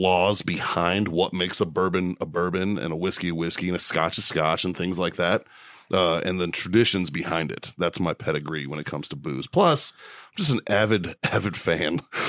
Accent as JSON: {"language": "English", "town": "Boston", "region": "Massachusetts", "country": "United States", "said": "I'm an Irish kid from South Boston."}